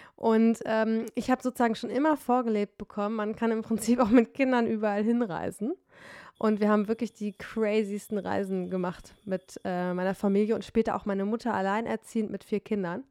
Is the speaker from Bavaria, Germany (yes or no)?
no; Detmold, North Rhine-Westphalia, Germany; now in Berlin, Germany; in meiner Heimat Detmold